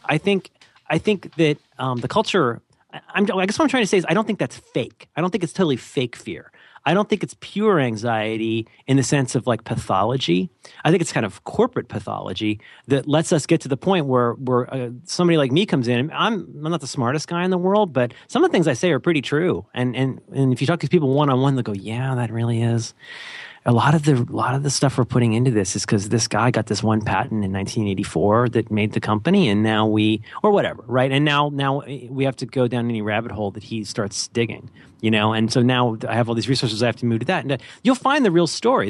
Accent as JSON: {"language": "English", "region": "California", "country": "United States", "said": "I'm from California"}